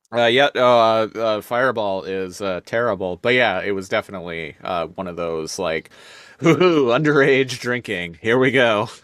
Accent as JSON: {"language": "English", "town": "Victoria", "region": "British Columbia", "country": "Canada", "said": "we're from Victoria, uh, British Columbia."}